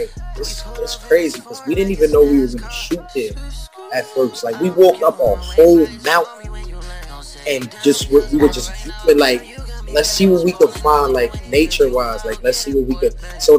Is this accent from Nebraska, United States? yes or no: no; New York City, New York, United States; also born or lived in Philadelphia; basically, man, I'm a young, upcoming artist from New York City. I've put my whole life on basically just music. I was back and forth from New York to Philly